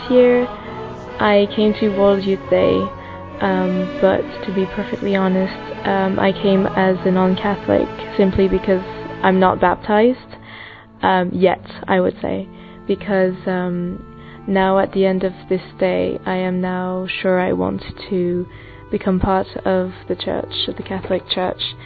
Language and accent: English; France; moved away as an adult; now in London, United Kingdom; I come from France and I study in London.